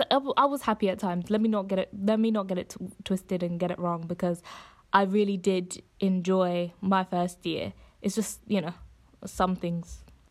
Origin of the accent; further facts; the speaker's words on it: Coventry, West Midlands, United Kingdom; moved away as an adult; I'm originally from the Midlands, so from Coventry, and I decided to go to the University of Essex.